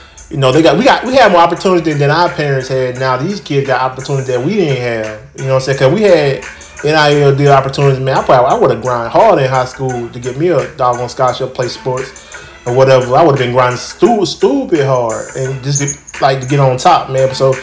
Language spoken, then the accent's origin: English; Alabama, United States; moved away; In my hometown, yes, sir. So I'm gonna go back to Alabama